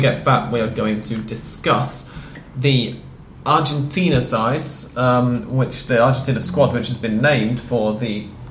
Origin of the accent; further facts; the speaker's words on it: England, United Kingdom; we're both English